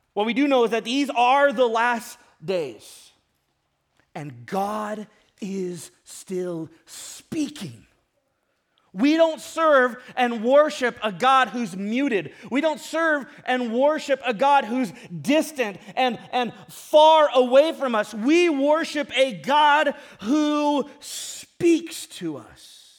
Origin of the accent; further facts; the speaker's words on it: Ventura, California, United States; I grew up in Ventura and I grew up surfing